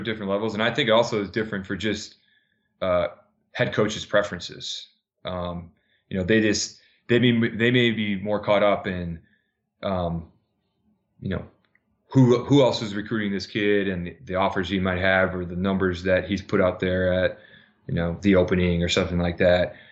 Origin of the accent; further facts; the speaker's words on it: Minnesota, United States; now in New Jersey, United States; back home in Minnesota